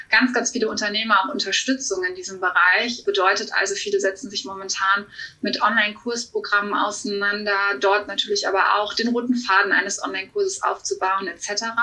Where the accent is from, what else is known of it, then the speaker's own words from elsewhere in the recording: Cologne, North Rhine-Westphalia, Germany; Ja, ich bin Expertin für virtuelle Assistenz, 34 Jahre aus Köln.